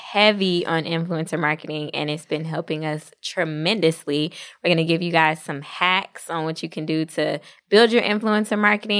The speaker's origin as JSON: {"language": "English", "region": "New Jersey", "country": "United States", "tie": "born or raised there", "said": "My hometown."}